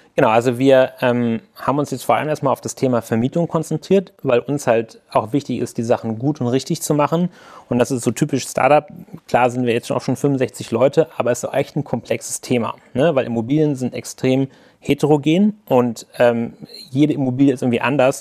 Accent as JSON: {"language": "German", "town": "Hanover", "region": "Lower Saxony", "country": "Germany", "tie": "born or raised there", "said": "ich komme gebürtig aus Hannover"}